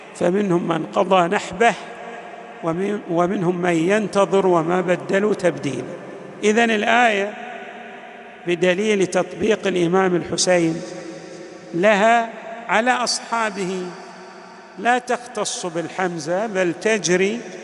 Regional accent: Al-Ahsa, Eastern Province, Saudi Arabia; عندنا في الأحساء

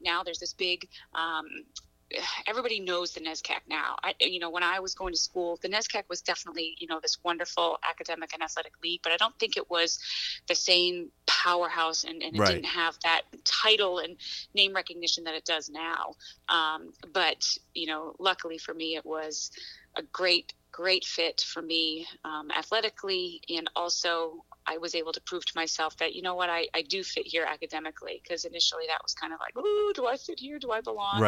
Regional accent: Gorham, Maine, United States; moved away; I grew up in Gore, Maine.

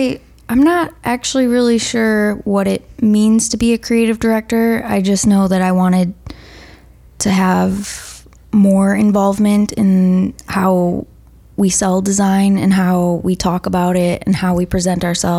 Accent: Manitowoc, Wisconsin, United States; moved away as an adult; now in Minnesota, United States; That's my hometown.

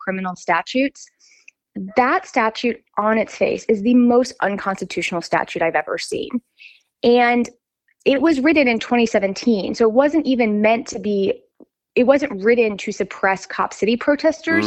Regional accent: Atlanta, Georgia, United States; I was born and raised in Atlanta

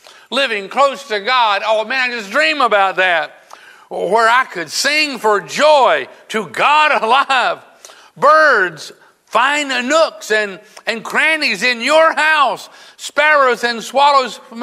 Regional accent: South Carolina, United States; moved away; I was originally from South Carolina

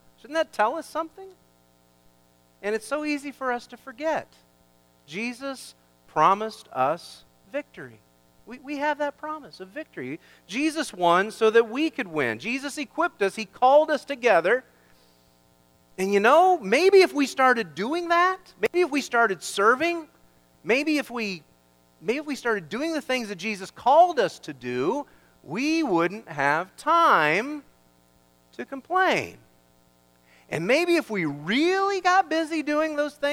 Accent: Kansas, United States; I grew up in Kansas

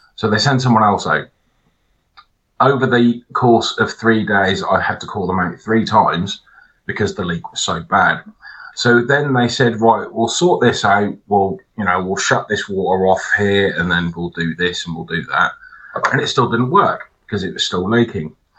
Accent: England, United Kingdom; I'm English

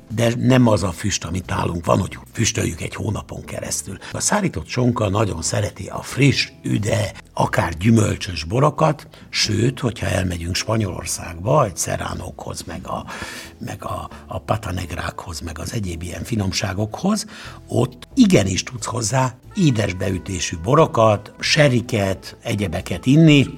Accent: Szeged, Csongrád-Csanád, Hungary; mert szegedi vagyok

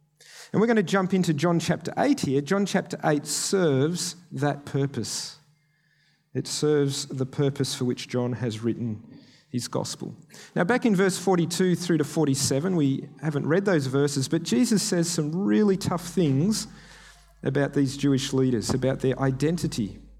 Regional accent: Kenya; I grew up in Kenya as an MK. My parents were missionaries there.

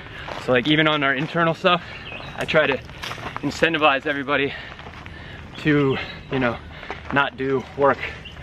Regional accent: Reno, Nevada, United States; moved away as an adult; I grew up in Reno, Nevada. I went to high school and college there

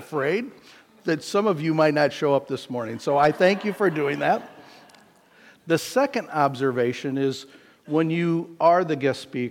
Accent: Iowa, United States; I grew up in Iowa, and so out kind of in the country.

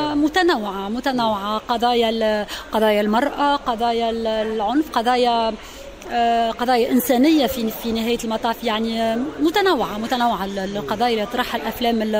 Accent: Kairouan, Kairouan Governorate, Tunisia; accent: Tunisian; أنا جاي من ولاية القيروان

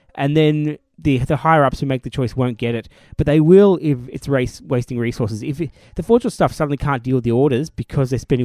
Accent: Australia; we live in Australia, or we are Australian

